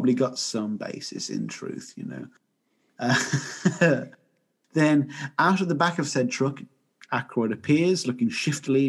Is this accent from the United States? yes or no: no; England, United Kingdom; as an English person